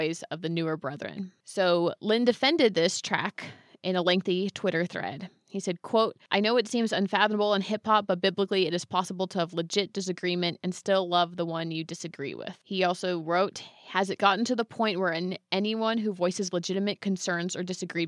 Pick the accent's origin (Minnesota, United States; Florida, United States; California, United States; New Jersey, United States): California, United States; Bay Area; moved away; I'm from the Bay Area